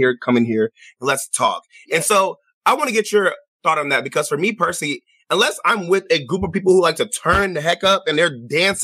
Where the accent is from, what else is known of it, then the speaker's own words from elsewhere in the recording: Chicago, Illinois, United States; I'm from Chicago as well